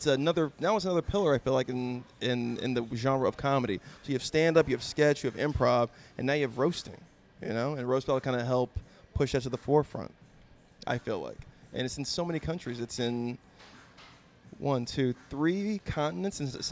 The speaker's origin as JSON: {"language": "English", "town": "Ridgecrest", "region": "California", "country": "United States", "tie": "born or raised there", "also_born_or_lived": "Fresno / San Diego", "said": "I'm a military brat. So I was born out here, and then we moved to Ridgecrest, or China Lake, I guess was the base. And then I moved to the Fresno area, and then back to Ridgecrest. And then I moved down to San Diego."}